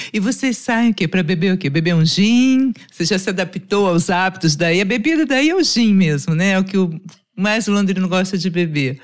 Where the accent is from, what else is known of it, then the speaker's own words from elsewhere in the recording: Brazil; Aqui a gente no Brasil